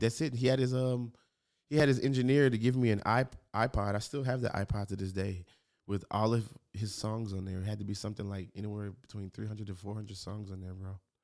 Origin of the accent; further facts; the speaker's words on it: Memphis, Tennessee, United States; moved away as an adult; now in Los Angeles, United States; I'm from Memphis